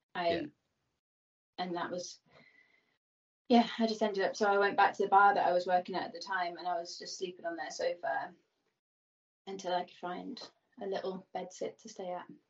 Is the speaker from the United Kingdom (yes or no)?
yes; Birmingham, West Midlands, United Kingdom; I grew up in Birmingham, which is one of the cities in England